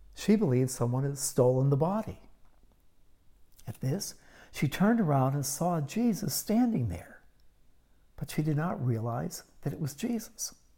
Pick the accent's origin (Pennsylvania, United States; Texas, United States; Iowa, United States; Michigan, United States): Pennsylvania, United States; Pittsburgh; I grew up in Pittsburgh, Pennsylvania, in the 1950s and early 60s